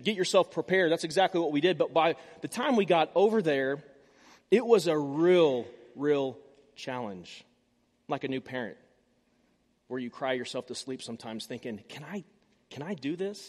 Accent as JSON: {"language": "English", "town": "Tulsa", "region": "Oklahoma", "country": "United States", "tie": "born or raised there", "said": "I'm from Tulsa. My parents are from Tulsa. I was born at the St. Francis Hospital, Pink Hospital."}